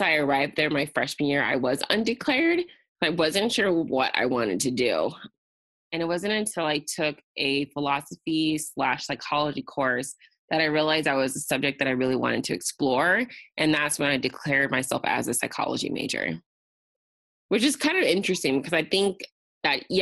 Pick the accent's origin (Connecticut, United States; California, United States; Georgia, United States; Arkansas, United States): California, United States; Riverside; it allowed me to come back to Riverside of my hometown and live comfortably at my parents' house